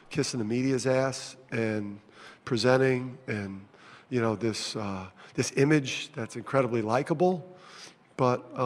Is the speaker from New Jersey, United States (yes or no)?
yes; Jersey City, New Jersey, United States; I'm from from Jersey City